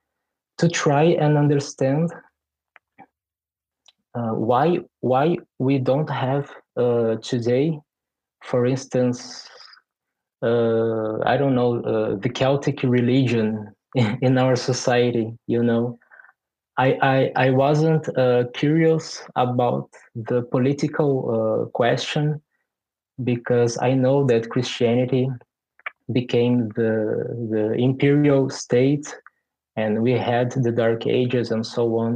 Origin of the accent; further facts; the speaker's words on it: Brazil; also born or lived in Porto Alegre, Brazil; I am from Brazil. I live in Porto Alegre, which is the capital of Rio Grande do Sul, a state which is in the southernmost part of my country.